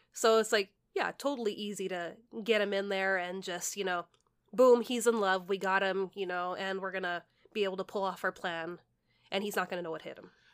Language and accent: English; California, United States; we're from California